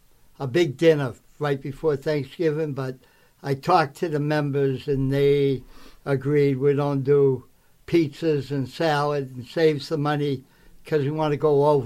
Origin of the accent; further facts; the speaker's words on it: Boston, Massachusetts, United States; I am from Southie.